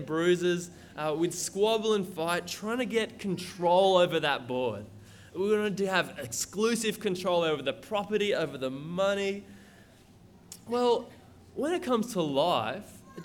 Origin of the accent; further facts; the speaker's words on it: Lismore, New South Wales, Australia; moved away as an adult; now in Brisbane, Australia; I'm from Lismore, Northern New South Wales, same place as Ross and Bill Boland